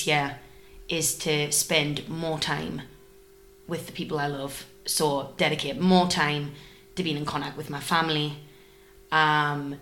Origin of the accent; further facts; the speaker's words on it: Newcastle upon Tyne, North East England, United Kingdom; moved away; I'm from Newcastle.